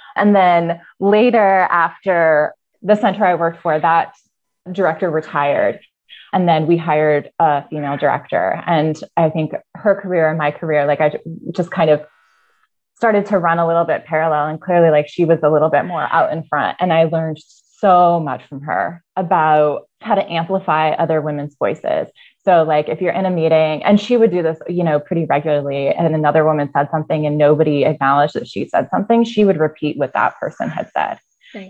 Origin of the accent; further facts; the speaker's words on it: Iowa, United States; also born or lived in Arizona; I was born in Arizona and grew up in Iowa. So, I moved from Arizona to Iowa very early on, about five